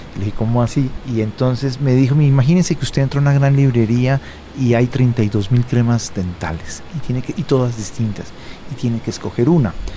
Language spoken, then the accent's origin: Spanish; Bogotá, Colombia; now in Denmark; yo soy bogotano